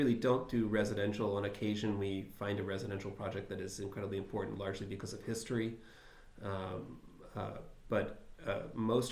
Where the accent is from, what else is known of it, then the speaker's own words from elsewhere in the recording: Philadelphia, Pennsylvania, United States; Philadelphia, my hometown